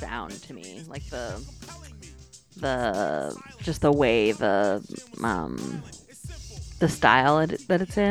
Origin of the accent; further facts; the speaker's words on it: North Carolina, United States; I grew up in North Carolina